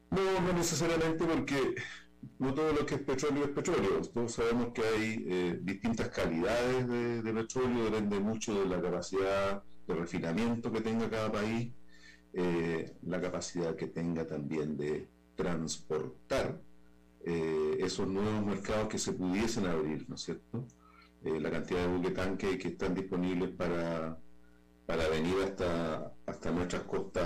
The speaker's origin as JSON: {"language": "Spanish", "region": "Antofagasta", "country": "Chile", "said": "aquí en el norte de Chile, eh, yo soy de de Antofagasta, en mi región"}